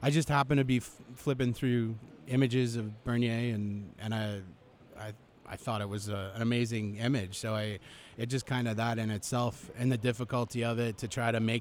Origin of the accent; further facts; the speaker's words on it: Canada; I'm Canadian